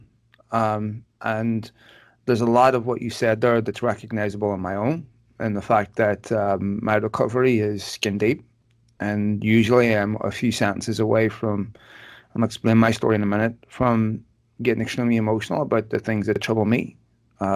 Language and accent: English; Belfast, Northern Ireland, United Kingdom; I was born in Belfast in the 70s. I grew up there.